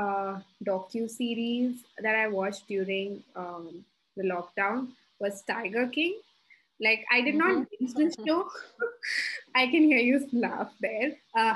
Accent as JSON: {"language": "English", "region": "Dubai", "country": "United Arab Emirates", "tie": "born or raised there", "moved": "yes", "lives_now": "Gurgaon, India", "said": "born and brought up in Dubai, who's now staying in Gurgaon"}